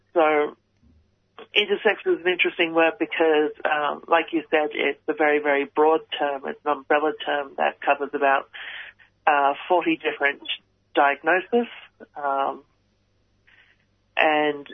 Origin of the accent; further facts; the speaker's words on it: Canberra, Australian Capital Territory, Australia; I was born in Canberra with an intersex variation.